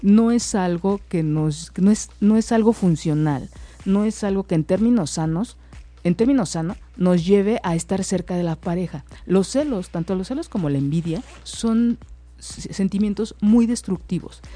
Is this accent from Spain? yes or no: no; Mexico; nosotros como mexicanos